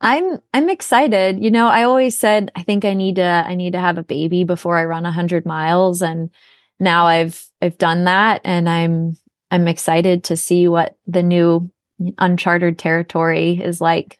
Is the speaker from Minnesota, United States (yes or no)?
yes; Minnesota, United States; now in Portland, United States; I'm actually originally from Minnesota, so I'm used to the snow